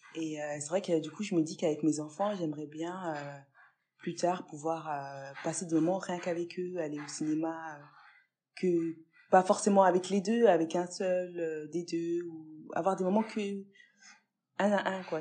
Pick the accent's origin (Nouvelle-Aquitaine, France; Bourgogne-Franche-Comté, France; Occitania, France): Bourgogne-Franche-Comté, France; Pontarlier; la ville dans laquelle j'ai vécu, euh, donc à Pontarlier pendant plusieurs euh, années